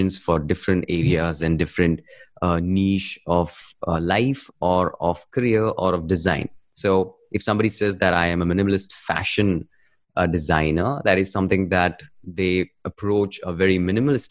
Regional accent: India; I'm from India

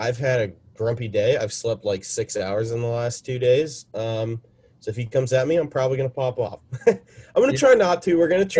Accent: Nevada, United States; I'm from Nevada. I can't count.

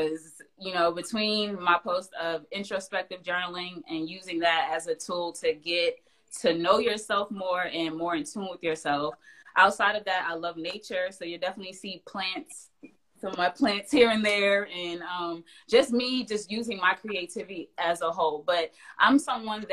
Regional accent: Englewood, New Jersey, United States; moved away as an adult; now in Greensboro, United States; I'm originally from New Jersey, so I grew up in Englewood, New Jersey.

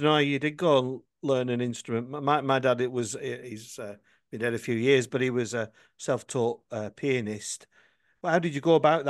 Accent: Worcester, West Midlands, United Kingdom; Well, I grew up in Worcester

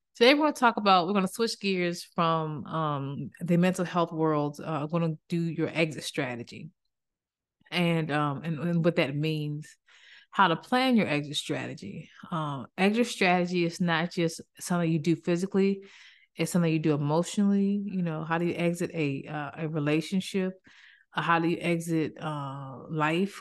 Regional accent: Maryland, United States; moved away; I'm originally from Maryland

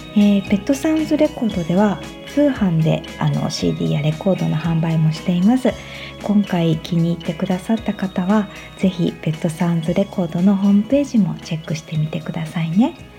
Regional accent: Kanazawa, Ishikawa, Japan; moved away; also born or lived in Tokyo; 私たちは今地元

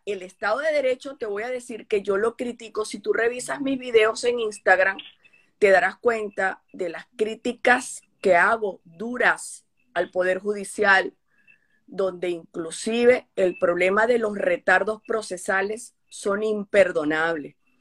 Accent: Venezuela; Como venezolana

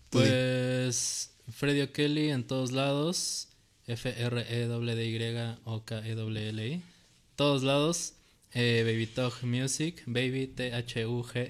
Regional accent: Mexico; a los mexicanos nos da pena decir que somos mexicanos

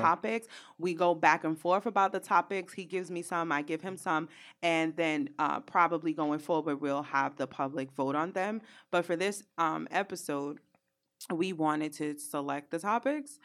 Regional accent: New York City, New York, United States; I'm from Brooklyn

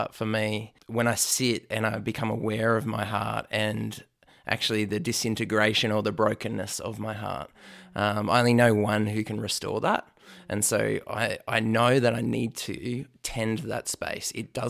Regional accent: New South Wales, Australia; I am from the Lower Blue Mountains, west of Sydney.

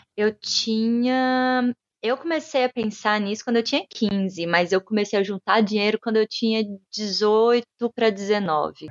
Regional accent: Brazil; first language Portuguese; moved away as an adult; also born or lived in Brasília; now in London, United Kingdom; eu não vir de um país que fala inglês, que eu não sou nativa

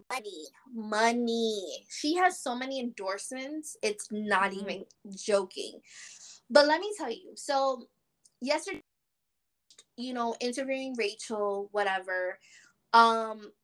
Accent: New York City, New York, United States; we're the number one people that are gonna rep the Bronx, because that's where we were born and raised too

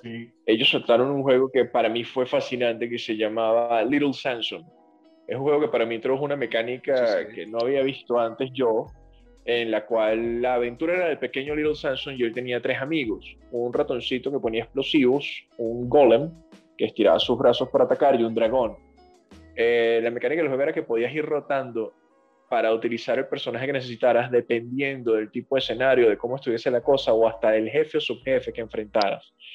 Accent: Venezuela; moved away; los que somos venezolanos

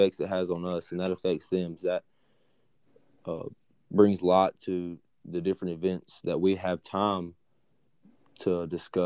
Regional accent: United States; as an American

